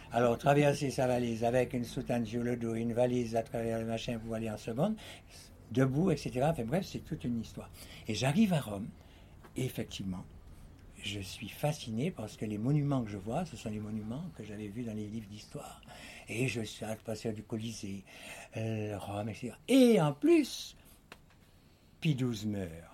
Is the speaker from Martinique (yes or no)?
yes; Martinique; j'étais enfant de Martinique, martiniquais